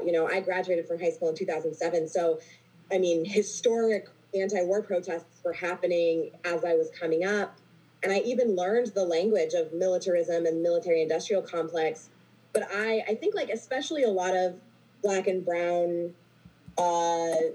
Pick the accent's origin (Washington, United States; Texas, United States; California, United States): Texas, United States; I grew up in Texas in a very patriotic family